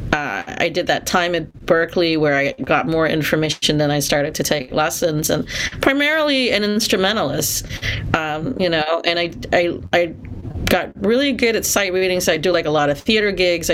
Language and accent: English; Singapore; also born or lived in California; now in United States; I'm originally from Singapore, and so coming here to the U.S.